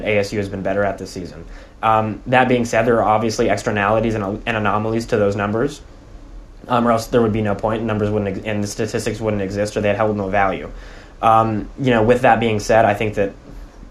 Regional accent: Dallas, Texas, United States; moved away; I'm from Dallas

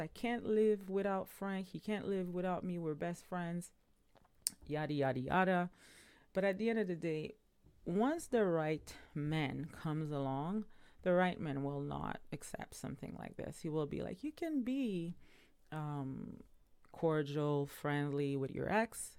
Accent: Montreal, Quebec, Canada; now in Ontario, Canada; my hometown, which is Montreal

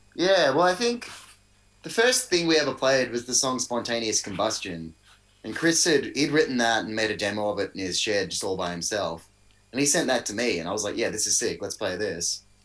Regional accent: Melbourne, Victoria, Australia; born and raised in Melbourne.

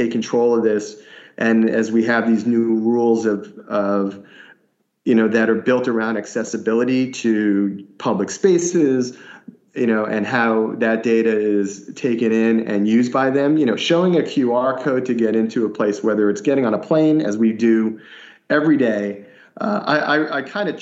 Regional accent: Northeast, United States; now in Southeast, United States; I grew up in the Northeast

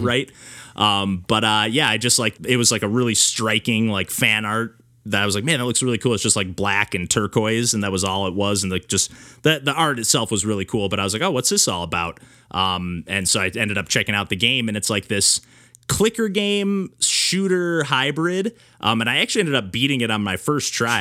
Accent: Michigan, United States; I grew up in a, you know, small town in Michigan

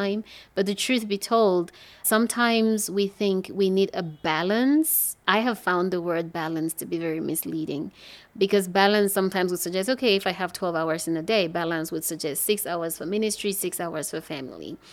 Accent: English-speaking part of Cameroon, Anglophone Cameroon, Cameroon; I was born and raised in the English speaking part of Cameroon

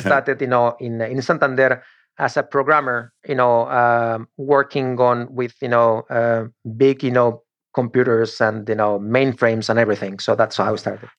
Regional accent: Torrejón de Ardoz, Community of Madrid, Spain; English is a second language; moved away as an adult; now in Florida, United States; one of the teams of my hometown, meaning Torrejon

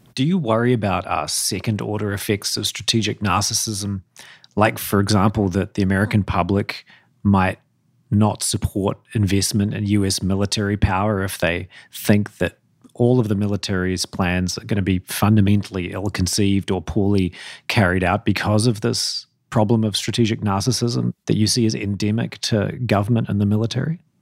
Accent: New Zealand; I'm not an Australian, by the way. I'm a New Zealander.

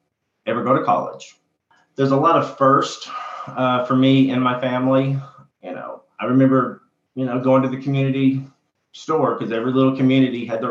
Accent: Kentucky, United States; I came back to my hometown to practice

